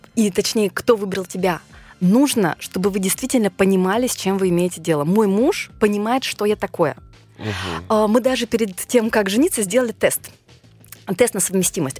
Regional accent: Nizhny Tagil, Sverdlovsk Oblast, Russia; я родилась в Нижнем Тагиле, у меня папа армянин, мама азербайджанка

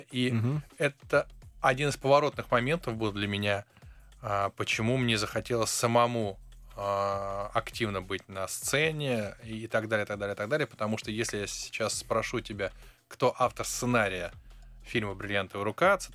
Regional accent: Saint Petersburg, Russia; born there; я тоже родился

